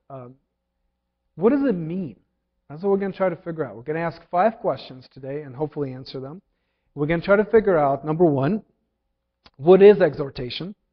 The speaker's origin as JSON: {"language": "English", "country": "Ukraine", "second_language": "English", "said": "When I was learning to drive, um, I came from Ukraine, married Jillian without a license"}